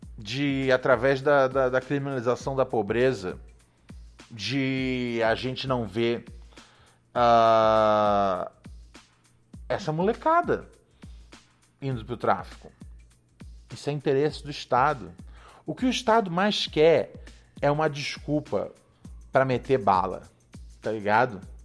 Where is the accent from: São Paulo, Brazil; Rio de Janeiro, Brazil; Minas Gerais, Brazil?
Rio de Janeiro, Brazil; eu cresci ali no Complexo do Alemão, na favelinha ali do Morro do Adeus